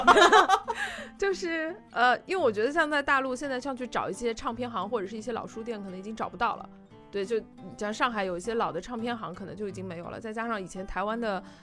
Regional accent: China; 大陆年轻人可能也没有说什么我的家乡的这个概念了

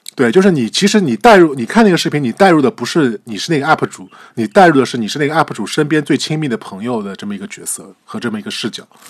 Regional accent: Shanghai, China; 作为一个上海人，我在上海生活了三十多年

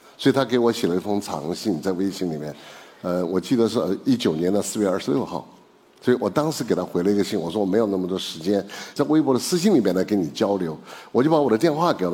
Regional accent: Chengdu, Sichuan, China; 因为我是成都人嘛

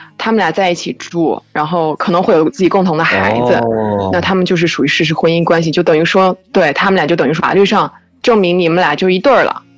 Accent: Fujian, China; moved away as an adult; now in Barcelona, Spain; 我是福建人。

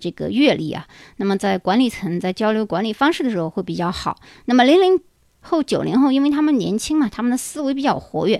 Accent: China; 当然了，我们中国人啊，亚裔一般看上去都比较年轻啊

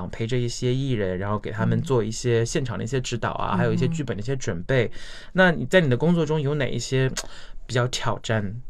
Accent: China; 因为其实我们中国人说话不太用手。

